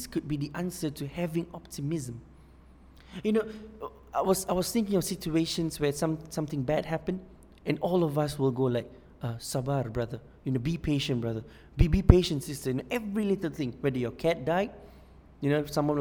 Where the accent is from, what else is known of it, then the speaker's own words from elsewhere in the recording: Singapore; I'm from Singapore